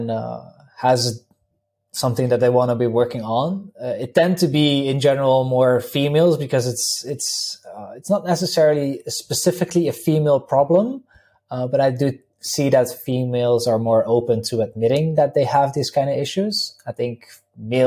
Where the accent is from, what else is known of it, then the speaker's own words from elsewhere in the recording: Netherlands; English is a second language; now in Slovenia; I'm originally from the Netherlands. People can probably pick it up a little bit from the accent